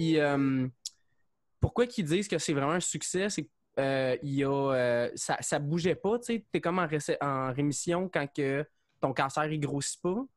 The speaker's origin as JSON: {"language": "French", "town": "Saint-Mathias-sur-Richelieu", "region": "Quebec", "country": "Canada", "moved": "as an adult", "lives_now": "Longueuil, Canada", "said": "je viens de Saint-Mathieu, je suis sur Richelieu"}